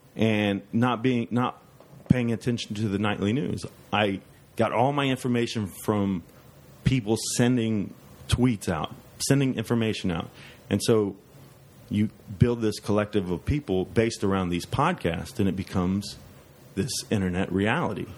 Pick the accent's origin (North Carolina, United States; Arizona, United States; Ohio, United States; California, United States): Ohio, United States; Dayton; I grew up in East Dayton, Ohio, and uh, it was a poor neighborhood